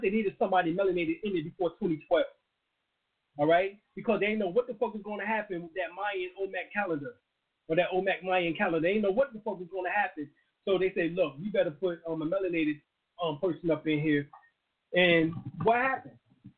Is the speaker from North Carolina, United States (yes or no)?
yes; North Carolina, United States; I traveled a long way. I came from North Carolina.